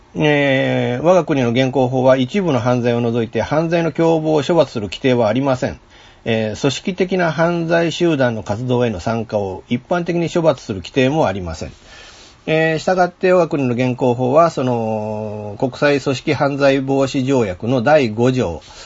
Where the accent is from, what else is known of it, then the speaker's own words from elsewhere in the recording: Fukuyama, Hiroshima, Japan; 福山でねちょっと新たにちょっとコンテンツを作んなきゃいけなくなったっていうことでこう、まあ、自分の地元での仕事